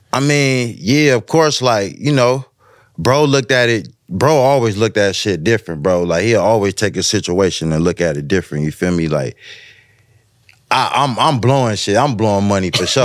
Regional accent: West Coast, United States; I'm from the West

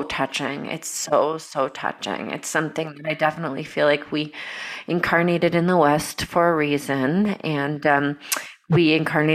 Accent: Brazil; moved away; also born or lived in Georgia, United States / Europe; when I grew up in Brazil

